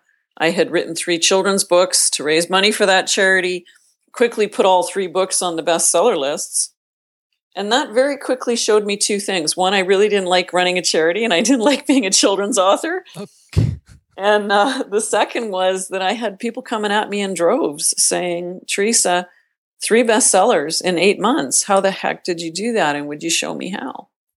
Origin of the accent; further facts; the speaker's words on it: Northern Canada, Canada; I grew up in Northern Canada, the youngest of a very large family.